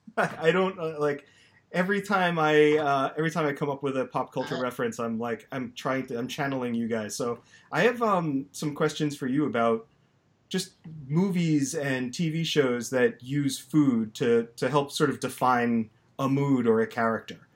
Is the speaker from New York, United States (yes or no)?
yes; Long Island, New York, United States; I grew up on Long Island as well